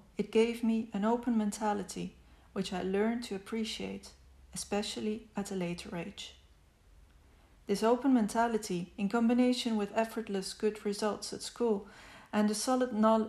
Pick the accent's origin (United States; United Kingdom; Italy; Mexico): Italy; also born or lived in Netherlands; I was born on June 30th, 1976, in Italy. I spent my childhood partly in Italy and partly in the Netherlands, having an Italian father and a Dutch mother